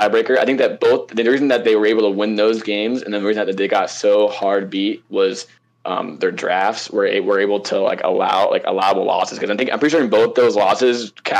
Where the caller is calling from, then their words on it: Tampa, Florida, United States; Tampa, Florida.